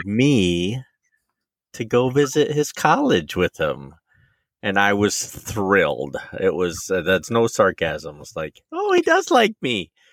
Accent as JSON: {"language": "English", "region": "Michigan", "country": "United States", "said": "I'm from Michigan"}